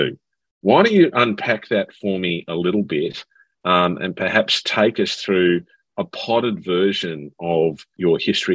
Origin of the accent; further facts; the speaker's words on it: Sydney, New South Wales, Australia; moved away; I'm back in my hometown of Sydney this week, visiting some clients and seeing my family